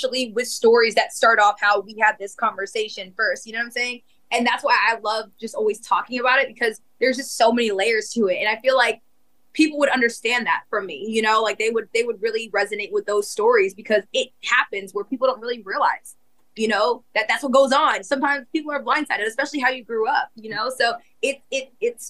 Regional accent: Winter Park, Florida, United States; moved away as an adult; also born or lived in Raleigh, North Carolina; growing up in Winter Park, I don't know if you know what that's like in Winter Park

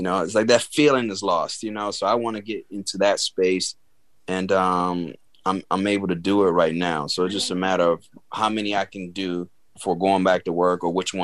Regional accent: Chicago, Illinois, United States; moved away as an adult; now in Los Angeles, United States; I'm from the Chicago

